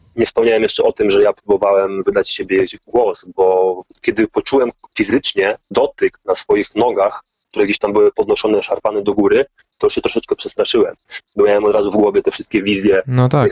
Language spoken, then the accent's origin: Polish; Poland; also born or lived in Gdańsk / Germany; Ja pochodzę z katolickiej rodziny, i jak to typowa polska katolicka rodzina